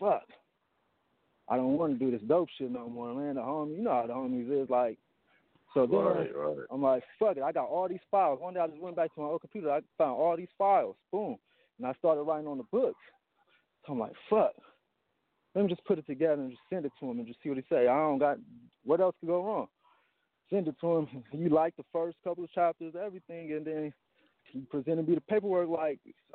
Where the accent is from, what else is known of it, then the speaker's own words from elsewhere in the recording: Long Beach, California, United States; I'm from Long Beach, Northside Long Beach